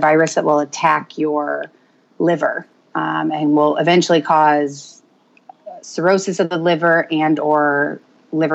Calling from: Roswell, Georgia, United States; also born or lived in Tucson, Arizona; I am calling from Roswell, Georgia

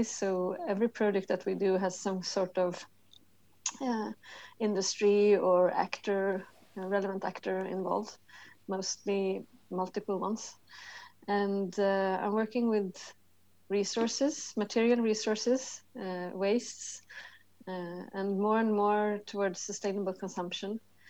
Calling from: Stockholm, Stockholm County, Sweden; I'm calling you from Stockholm, Sweden. It's a rainy, grey December outside.

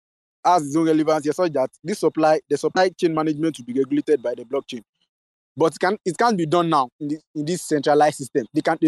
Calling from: Ogun State, Nigeria; I'm speaking from Federal University of Agriculture in Ogun State. That's what I'm speaking from.

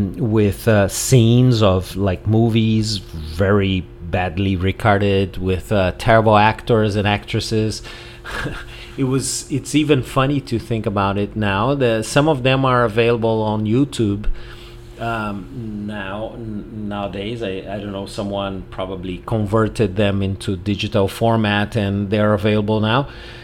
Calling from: Porto Alegre, Rio Grande do Sul, Brazil; English is a second language

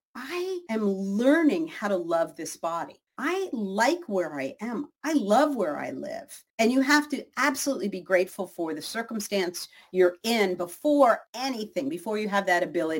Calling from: Los Angeles, California, United States; Los Angeles.

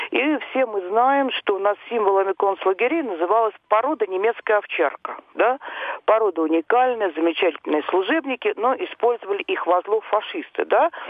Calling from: Moscow, Russia; я из Москвы.

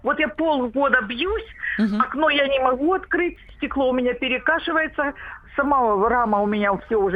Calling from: Rostov-on-Don, Rostov Oblast, Russia

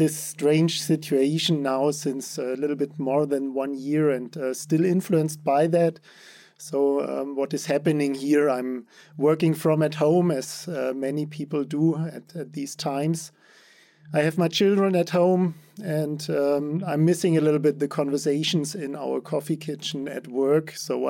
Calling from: Stuttgart, Baden-Württemberg, Germany; I'm joining you from Stuttgart in Germany.

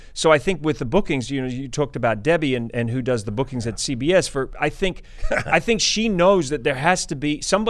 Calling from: Los Angeles, California, United States; And, you know, I'm calling from the other coast, right? Yeah. I'm calling from Los Angeles.

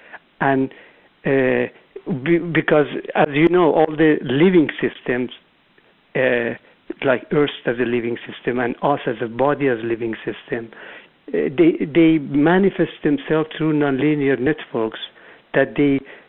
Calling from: Irvine, California, United States; I'm calling from Southern California, Irvine.

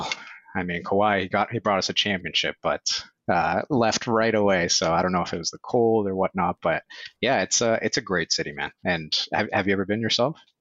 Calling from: Toronto, Ontario, Canada; I am calling in from Toronto, Canada

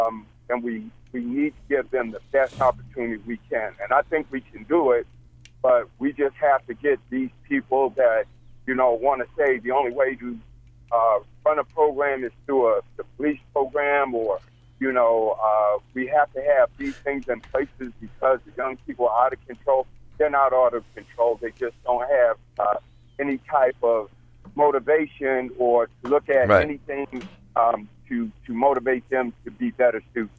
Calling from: Georgia, United States; I'm calling you from Georgia.

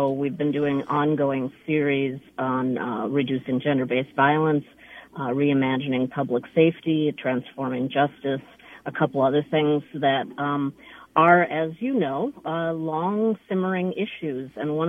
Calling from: Eugene, Oregon, United States; So I am calling from Eugene, Oregon.

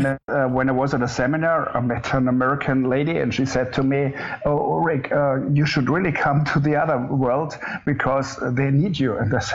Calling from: Munich, Bavaria, Germany; I'm calling from Munich, the south part of Germany.

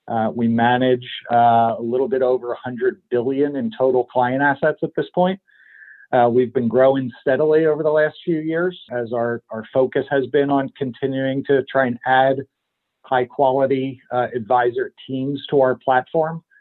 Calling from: Pennsylvania, United States; I'm about 30 miles north of Philadelphia in my uh, home office today.

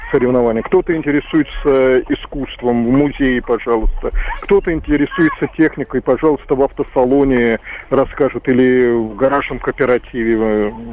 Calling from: Moscow, Russia; я звоню из Москвы. Вы знаете, сейчас у нас в Москве проходят муниципальные выборы.

